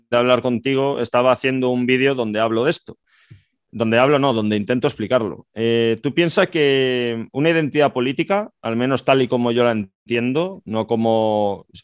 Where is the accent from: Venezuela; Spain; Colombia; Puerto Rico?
Spain; que es una cadena de libros de aquí, de España, y dos o tres librerías más. Pero es que mm, tú aquí en mi país vas a cualquier librería